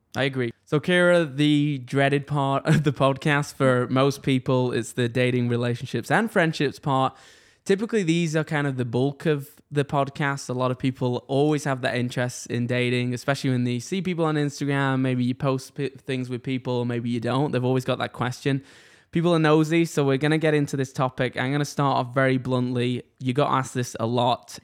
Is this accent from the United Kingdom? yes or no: yes; England, United Kingdom; now in Canada; I'm from England